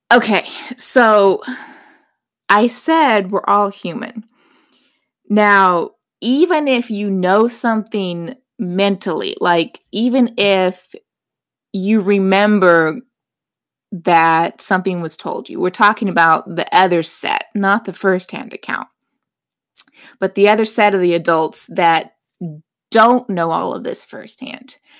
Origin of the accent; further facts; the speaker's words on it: Pacific Northwest, United States; now in Charlotte, United States; I'm from the Pacific Northwest